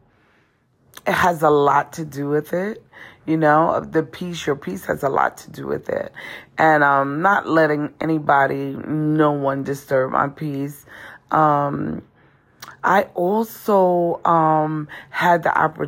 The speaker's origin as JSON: {"language": "English", "town": "New York City", "region": "New York", "country": "United States", "moved": "as an adult", "lives_now": "North Carolina, United States", "said": "coming from Brooklyn, New York"}